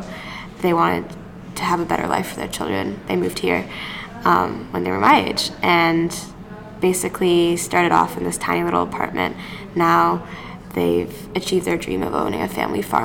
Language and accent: English; Canada; I'm a Canadian. I love this country